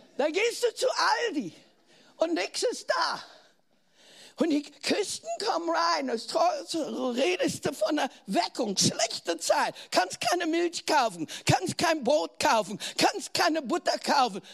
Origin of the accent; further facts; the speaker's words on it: Germany; accent: German; deutsch zu sein